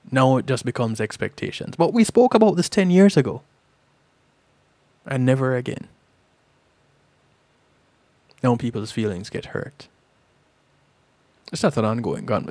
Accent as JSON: {"language": "English", "country": "Jamaica", "tie": "born or raised there", "said": "Growing up in Jamaica"}